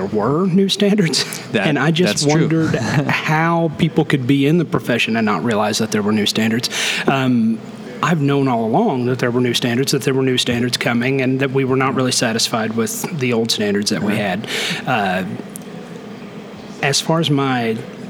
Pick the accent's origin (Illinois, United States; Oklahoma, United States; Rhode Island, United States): Oklahoma, United States; Okay; I was born and raised there, and now I'm back there teaching